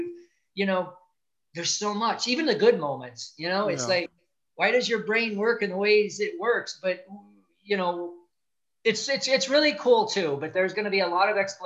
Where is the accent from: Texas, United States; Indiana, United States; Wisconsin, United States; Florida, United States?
Indiana, United States; Gary; I was born in Gary, Indiana, the south tip of Lake Michigan, just outside of Chicago, very blue collar community, hardworking.